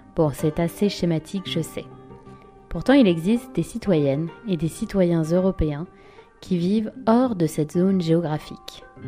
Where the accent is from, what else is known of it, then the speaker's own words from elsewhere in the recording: France; je suis française, européenne et je suis née en métropole